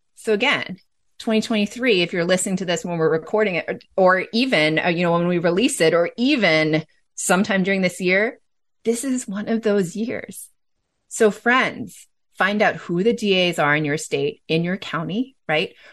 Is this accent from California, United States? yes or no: yes; California, United States; my home state of California